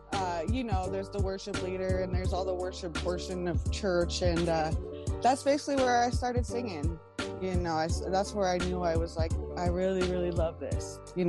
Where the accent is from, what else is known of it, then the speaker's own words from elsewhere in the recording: South Lake Tahoe, California, United States; I'm from South Lake Tahoe, and I'm a hip-hop head.